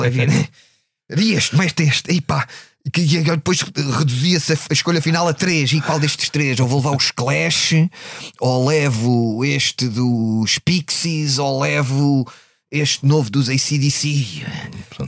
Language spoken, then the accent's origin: Portuguese; Odivelas, Lisbon, Portugal; vinha de Odivelas, onde era tudo uma coisa muito classe operária